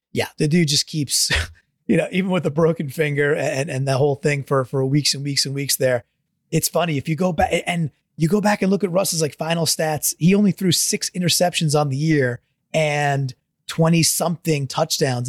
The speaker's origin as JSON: {"language": "English", "area": "Long Island", "region": "New York", "country": "United States", "tie": "born or raised there", "said": "I grew up on Long Island"}